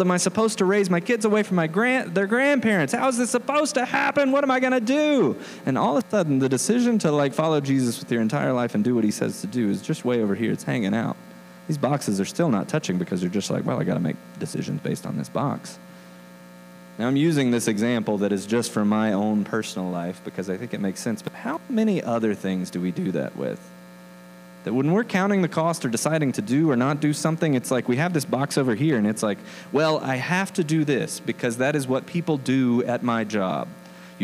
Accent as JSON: {"language": "English", "region": "the South", "country": "United States", "moved": "as an adult", "lives_now": "Denver, United States", "said": "I'm from the South"}